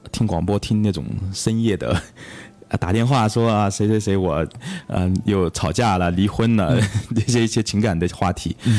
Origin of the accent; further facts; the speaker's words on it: Zhong County, Huangjin village, Daling township, Chongqing, China; 老家。啊，我喜欢中县。啊，中县，黄金村，大岭乡